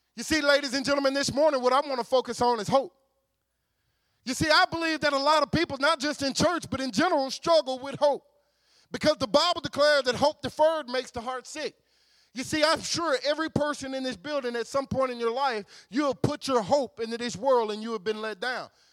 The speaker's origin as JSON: {"language": "English", "town": "West Monroe", "region": "Louisiana", "country": "United States", "said": "I'm from a town called West Monroe, Louisiana"}